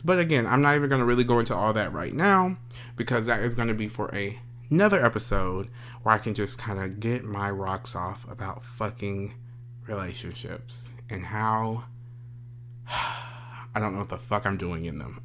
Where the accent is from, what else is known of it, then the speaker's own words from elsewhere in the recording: Paris, Texas, United States; I am a kid from Paris, Texas. Small old country Paris, Texas